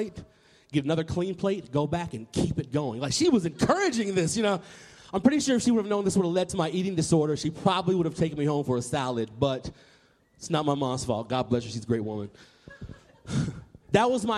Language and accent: English; Nashville, Tennessee, United States; I grew up in Nashville, Tennessee